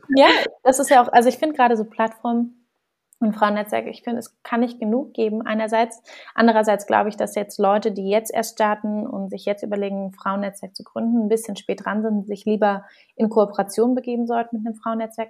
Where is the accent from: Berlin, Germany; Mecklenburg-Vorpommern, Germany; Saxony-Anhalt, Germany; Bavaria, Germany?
Berlin, Germany; ich bin, wie gesagt, gebürtige Berlinerin, bin hier groß geworden